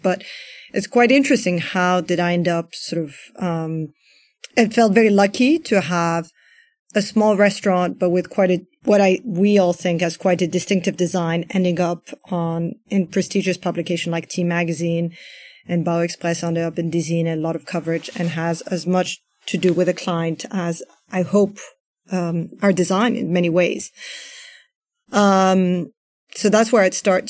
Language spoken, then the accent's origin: English; Paris, Île-de-France, France; also born or lived in United States; my family's Iranian, I grew up in Paris